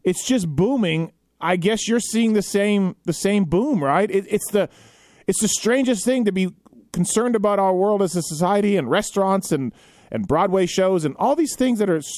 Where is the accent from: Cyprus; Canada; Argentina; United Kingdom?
Canada; now in United States; I'm Canadian, and I've lived in America now for, 25 years or so